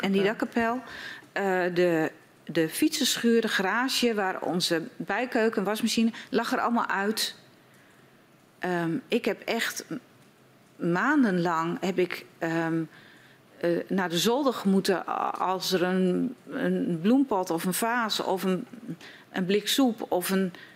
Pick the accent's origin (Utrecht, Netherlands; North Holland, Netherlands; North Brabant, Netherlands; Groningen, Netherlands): Groningen, Netherlands; Schildwolde; ik kom uit Schildwolde.